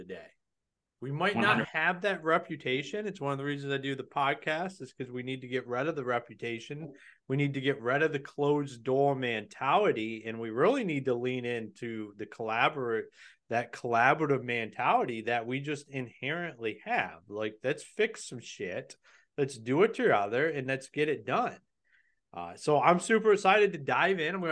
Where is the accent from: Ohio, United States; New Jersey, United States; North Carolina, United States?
Ohio, United States; I'm from Ohio